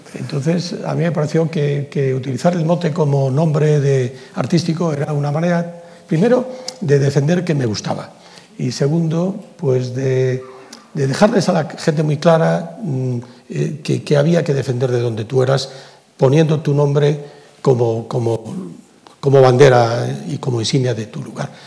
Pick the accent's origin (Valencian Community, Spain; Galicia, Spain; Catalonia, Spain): Galicia, Spain; yo soy gallego, pero soy español